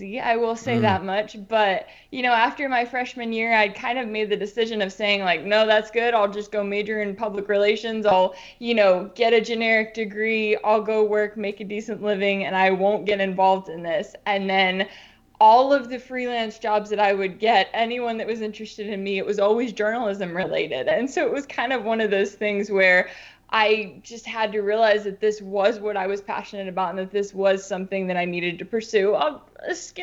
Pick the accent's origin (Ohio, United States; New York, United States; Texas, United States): Texas, United States; Dallas-Fort Worth area; I'm originally from Texas, from the Dallas-Fort Worth area